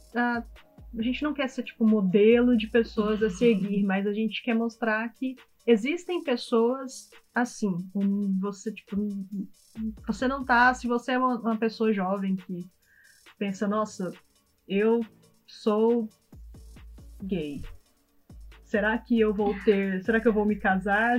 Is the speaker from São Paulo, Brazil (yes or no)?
no; Goiânia, Goiás, Brazil; moved away as an adult; now in London, United Kingdom; nós somos de, nós somos de Goiás, Goiânia